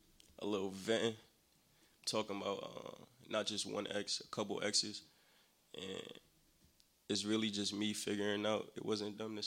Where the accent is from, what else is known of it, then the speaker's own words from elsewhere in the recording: Nigeria; English is a second language; I love the warm weather. I'm Nigerian, so you feel me? I'm not too good with the cold